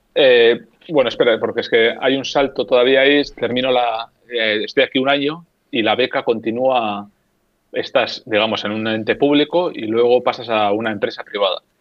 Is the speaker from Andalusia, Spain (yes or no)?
no; Getxo, Basque Country, Spain; moved away as an adult; now in Helsinki, Finland; de un pueblo o de un municipio a 10 kilómetros de Bilbao que se llama Guecho